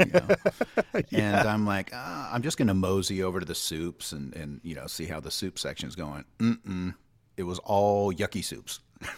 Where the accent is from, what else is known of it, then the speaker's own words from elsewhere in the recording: Hawaii, United States; But hey, as a Hawaiian, once you see the rice shelf start emptying.